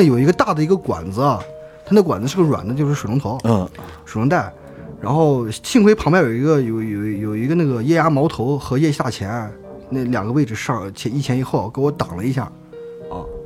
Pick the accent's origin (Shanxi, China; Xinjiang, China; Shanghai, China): Xinjiang, China; 我们新疆人